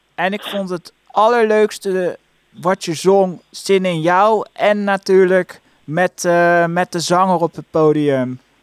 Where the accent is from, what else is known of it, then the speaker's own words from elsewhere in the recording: Leiderdorp, South Holland, Netherlands; ik kom uit Leiden-Dorp